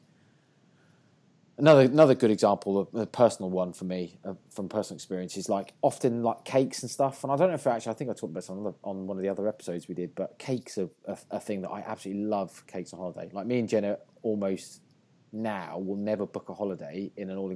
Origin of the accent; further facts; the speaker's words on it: England, United Kingdom; I'm English